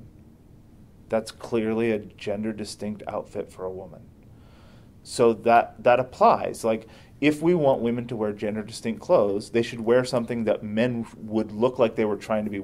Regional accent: United States; first language English; I was raised in America

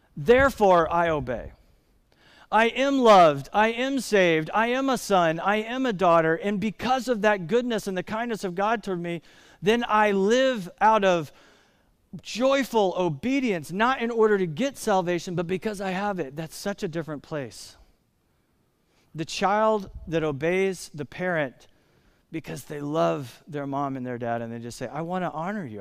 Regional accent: United States; as American Christians

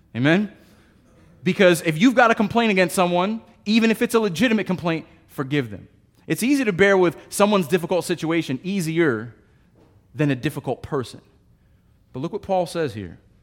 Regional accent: United States; I am an American

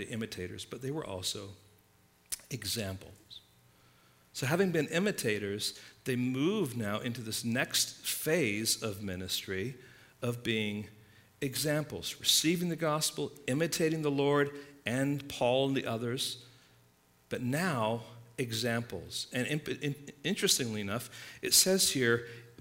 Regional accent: England, United Kingdom; moved away; when I was growing up in England

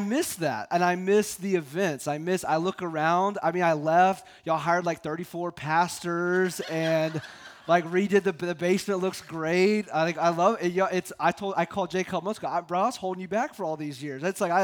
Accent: Columbia, United States; moved away as an adult; now in Boulder, United States; was going to go back to my hometown

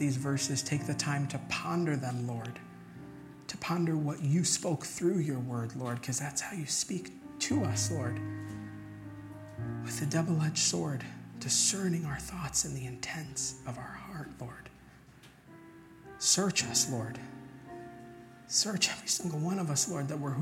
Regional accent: Long Island, New York, United States; I'm from Long Island

